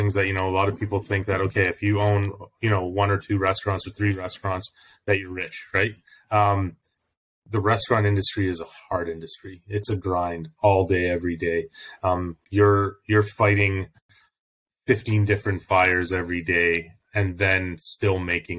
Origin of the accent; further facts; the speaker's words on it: Calgary, Alberta, Canada; also born or lived in Toronto; So I've lived in Calgary since I was 9 years old. We moved from Toronto when I was little